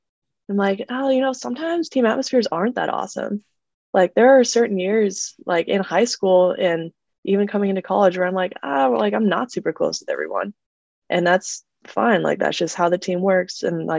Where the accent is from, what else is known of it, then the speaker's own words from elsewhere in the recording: Arizona, United States; born there; Which is funny because I'm actually not. I was born in Arizona.